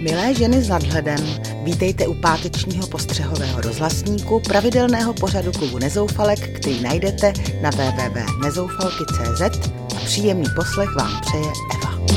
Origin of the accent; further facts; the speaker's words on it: Ostrava region, Moravian-Silesian Region, Czechia; taky pocházím z Ostravska